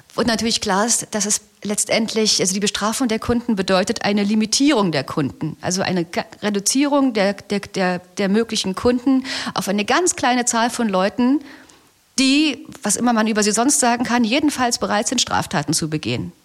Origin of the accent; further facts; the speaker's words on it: Berlin, Germany; ich komme aus Berlin